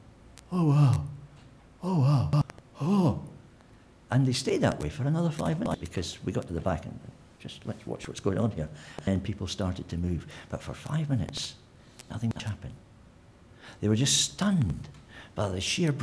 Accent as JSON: {"language": "English", "region": "Scotland", "country": "United Kingdom", "moved": "yes", "said": "I'm Scottish"}